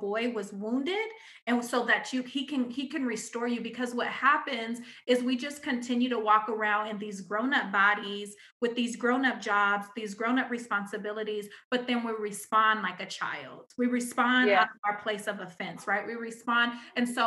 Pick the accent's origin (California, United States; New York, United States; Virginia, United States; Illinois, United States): California, United States; Pomona; I'm still from Pomona